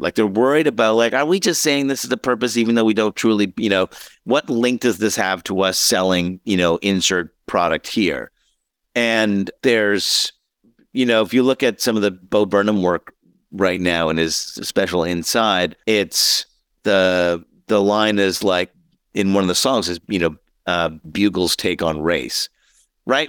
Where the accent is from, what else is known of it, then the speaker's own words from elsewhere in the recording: Montreal, Quebec, Canada; I was born in Montreal, so I was a big Expos fan, a big, big Montreal Canadiens fan